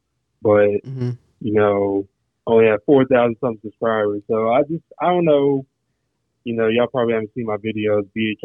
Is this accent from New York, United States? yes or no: no; Murfreesboro, Tennessee, United States; My bad. I'm from Murfreesboro, Tennessee. It's right out of Nashville.